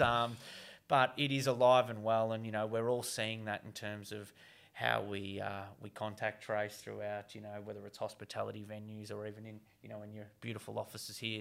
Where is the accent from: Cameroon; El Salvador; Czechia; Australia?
Australia; Geelong, Victoria; my hometown, Geelong